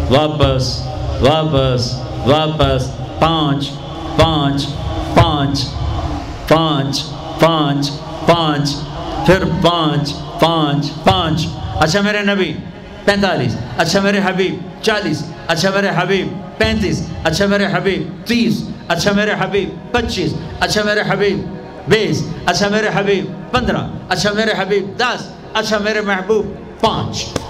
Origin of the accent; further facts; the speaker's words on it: Tulamba, Punjab, Pakistan; میرا گاؤں ہے میرا ضلع ملتان ہے اور اس میں چھوٹا سا ٹاؤن ہے تلمبا اس کے ساتھ میرا گاؤں ہے